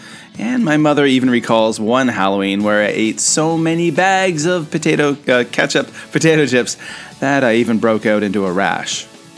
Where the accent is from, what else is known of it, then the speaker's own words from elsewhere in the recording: Eastern Canada, Canada; moved away as an adult; also born or lived in South Korea; growing up in Eastern Canada in the early 1980s, we actually only had three TV channels.